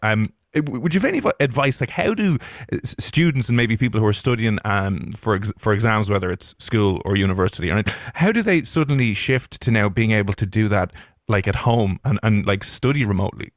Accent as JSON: {"language": "English", "country": "Ireland", "said": "as Irish people"}